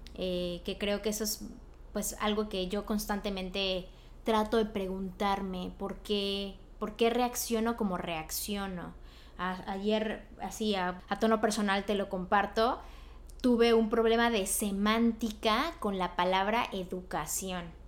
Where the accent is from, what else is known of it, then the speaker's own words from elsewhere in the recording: Mexico; now in Los Angeles, United States; yo soy de México, pero yo vivo pues aquí en Los Ángeles